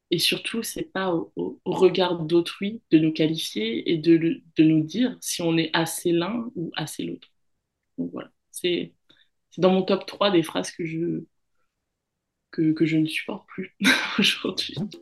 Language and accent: French; France; moved away as an adult; now in Australia; je suis française parce que j'ai grandi en France hexagonale, mais je suis aussi, euh, walisienne